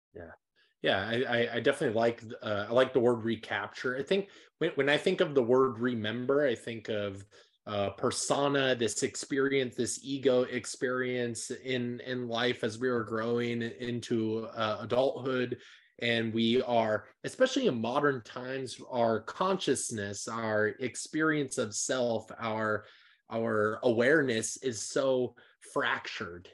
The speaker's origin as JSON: {"language": "English", "area": "Nebraska, Iowa area", "region": "Midwest", "country": "United States", "moved": "yes", "said": "I'm actually from the Midwest. I'm from, like, the heart of America"}